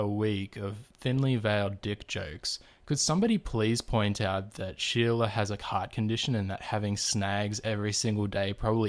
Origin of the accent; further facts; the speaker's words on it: Queensland, Australia; I'm from Queensland, so I'm an hour behind all the other tweets.